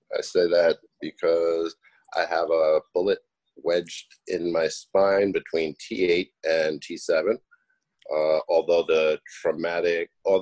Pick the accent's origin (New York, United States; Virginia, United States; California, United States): New York, United States; moved away; I was born and raised in New York